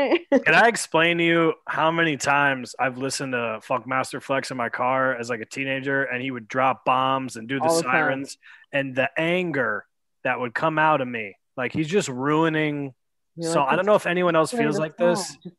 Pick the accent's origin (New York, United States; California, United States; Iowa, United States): New York, United States; Westchester; And I'm from Amerenik. I'm from Westchester too, so.